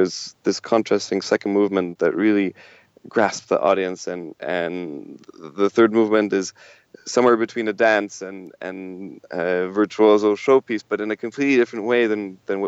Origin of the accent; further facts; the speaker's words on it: Canada; we're all Canadian